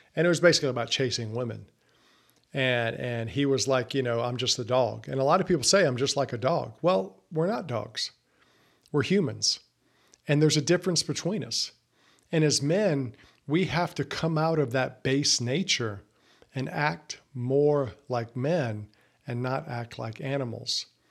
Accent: the South, United States; I grew up in the South

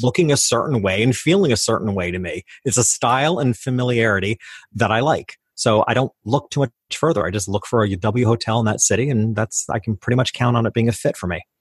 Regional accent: New York, United States; I started out in my hometown. which was a lower middle class community about two hours north of New York City

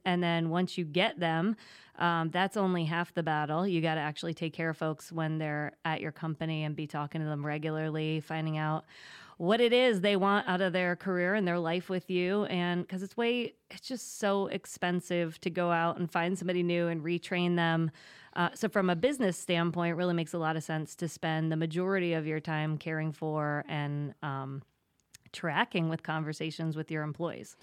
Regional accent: State College, Pennsylvania, United States; moved away as an adult; also born or lived in New York City; now in Wilmington, United States; I'm from Pennsylvania, grew up in State College, proud Penn Stater

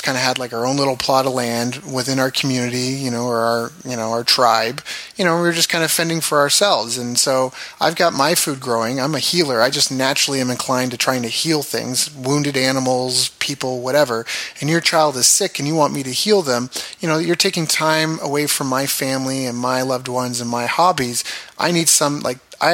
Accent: Canada; also born or lived in Japan / California; where I grew up in Canada, it's a government town

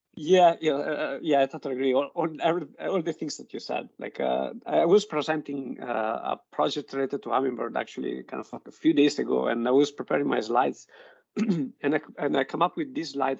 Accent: Modena, Emilia-Romagna, Italy; English is a second language; moved away; I'm from Italy, and I'm from Modena, which is um, where basically we say we like a fast car and good food

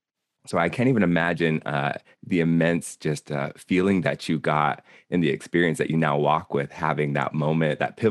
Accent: Seattle, Washington, United States; also born or lived in Nez Perce Indian Reservation, Idaho; I come out of the Pacific Northwest. I was born in Seattle

